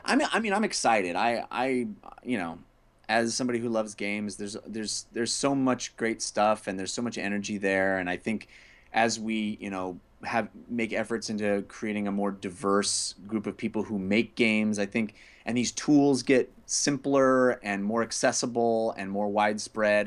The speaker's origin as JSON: {"language": "English", "region": "California", "country": "United States", "tie": "born or raised there", "said": "born and raised in California"}